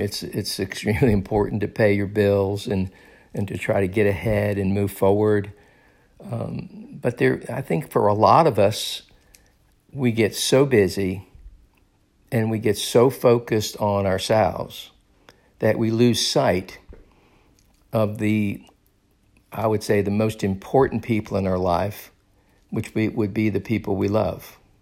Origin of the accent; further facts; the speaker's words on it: Daytona Beach, Florida, United States; moved away; I recently was in my hometown of Daytona Beach, and I loved gro-, I loved growing up in Daytona Beach